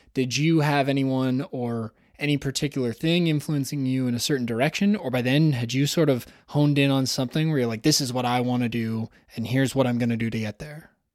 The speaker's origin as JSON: {"language": "English", "town": "Toronto", "region": "Ontario", "country": "Canada", "tie": "born or raised there", "said": "Toronto, Ontario, which is, of course, my hometown."}